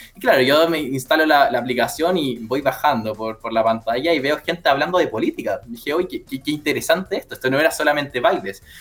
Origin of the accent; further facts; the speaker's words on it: Punta Arenas, Magallanes and Chilean Antarctica, Chile; moved away as an adult; now in Viña del Mar, Chile; yo soy nacido, criado y educado en Punta Arenas